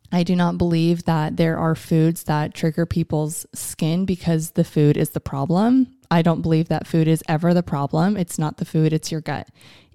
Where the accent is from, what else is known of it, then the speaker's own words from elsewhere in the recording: United States; as an American